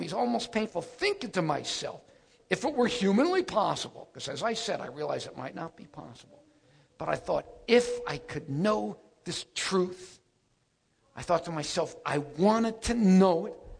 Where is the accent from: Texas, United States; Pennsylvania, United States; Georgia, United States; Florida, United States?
Florida, United States; Miami Beach; moved away as an adult; I went back home, and I grew up in Miami Beach. And that's where I grew up.